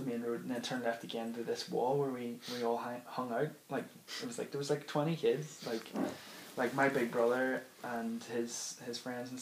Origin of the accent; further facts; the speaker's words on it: Dundonald, Northern Ireland, United Kingdom; where I grew up in Dundonald